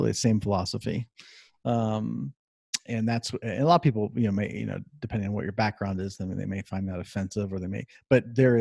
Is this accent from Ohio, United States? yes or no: yes; Columbus, Ohio, United States; I'm originally from Columbus, Ohio, and that would make me a Buckeye fan. And I grew born and raised there